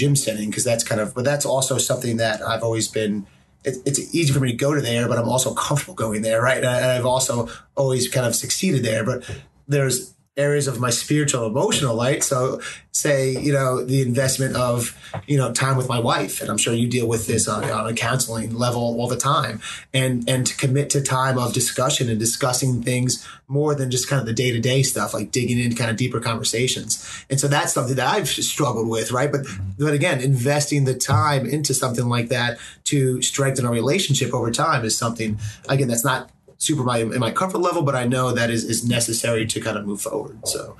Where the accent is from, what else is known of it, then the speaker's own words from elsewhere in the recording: Manhattan, New York, United States; I come from Manhattan.